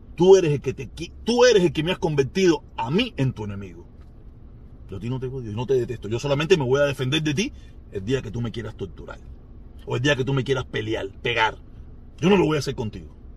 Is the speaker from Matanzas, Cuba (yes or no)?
no; Havana, Cuba; accent: habanero; soy habanero. Discúlpenme, soy habanero. Los habaneros equivocamos la S y las R y las L.